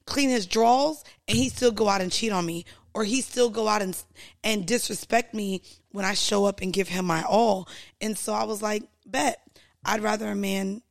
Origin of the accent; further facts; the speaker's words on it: Florida, United States; I grew up driving in Florida